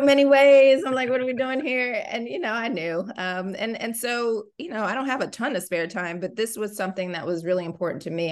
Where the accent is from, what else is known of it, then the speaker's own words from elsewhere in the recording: Columbia, Maryland, United States; Columbia is my hometown